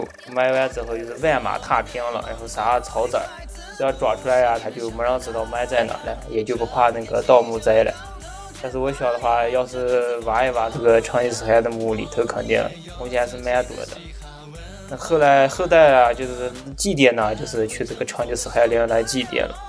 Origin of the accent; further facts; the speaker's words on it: Ordos, Inner Mongolia, China; 我呀，我就说道说道我的家乡鄂尔多斯伊克昭嘛。